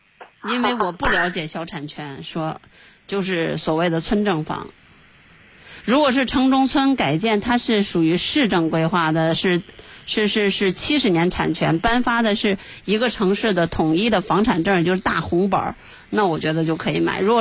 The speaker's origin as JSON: {"language": "Chinese", "country": "China", "said": "我们中国人，可能攒了一辈子血汗钱，才为了一套房子。"}